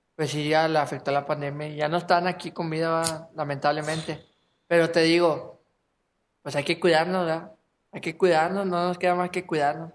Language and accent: Spanish; Apodaca, Nuevo León, Mexico; soy de Apodaca